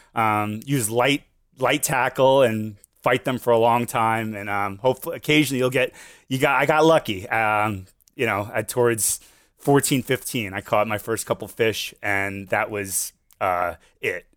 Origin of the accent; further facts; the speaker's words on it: Fort Lauderdale, Florida, United States; Born and raised here in my, uh, South Florida, Fort Lauderdale